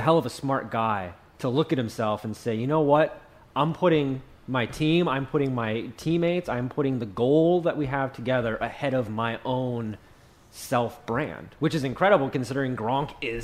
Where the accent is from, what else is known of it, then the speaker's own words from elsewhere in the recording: Minnesota, United States; when I grew up in Minnesota